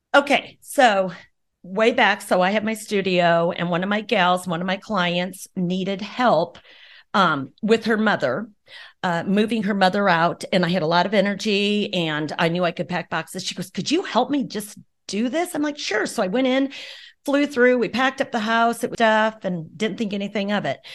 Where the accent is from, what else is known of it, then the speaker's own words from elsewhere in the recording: Arlington, Nebraska, United States; we just grew up in small town, Arlington, and loved it